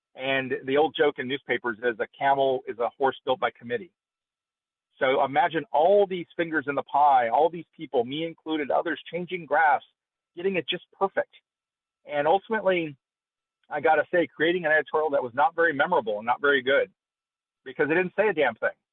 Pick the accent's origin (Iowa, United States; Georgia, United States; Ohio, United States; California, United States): California, United States; Fresno; my hometown of Fresno